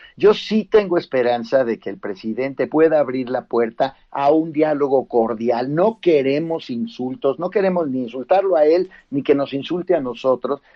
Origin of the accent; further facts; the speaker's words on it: Mexico; como mexicanos